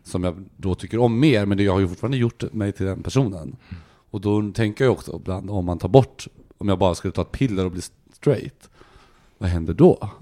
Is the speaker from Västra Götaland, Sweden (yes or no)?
yes; Gothenburg, Västra Götaland, Sweden; also born or lived in Helsingborg; Jag kommer från Göteborg